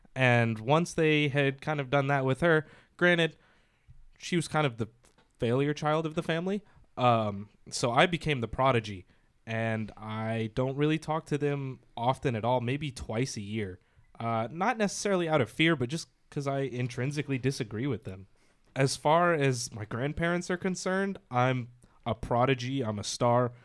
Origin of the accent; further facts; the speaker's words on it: the South, United States; moved away; I was raised in the South